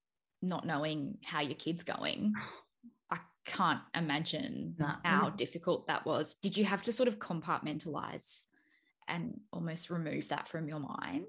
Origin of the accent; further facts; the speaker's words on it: Melbourne, Victoria, Australia; I'm from Melbourne as well.